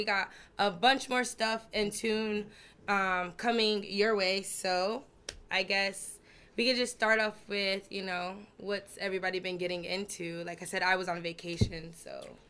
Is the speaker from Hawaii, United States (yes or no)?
no; New Jersey, United States; now in Alaska, United States; I come from Jersey.